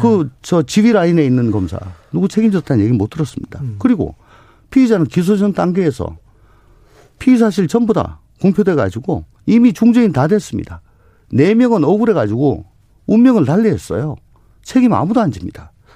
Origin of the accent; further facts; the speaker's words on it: Daegu, South Korea; 원래 대구가 고향입니다.